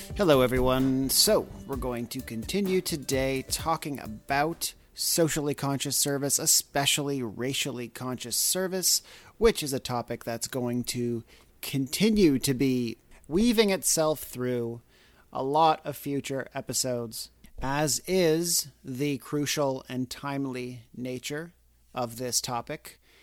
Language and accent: English; Canada; now in United States; I'm not from here, I'm from Canada